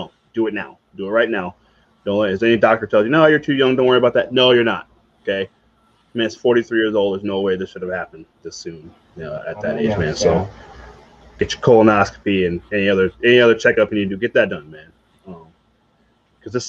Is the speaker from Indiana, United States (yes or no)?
no; Virginia, United States; growing up in Virginia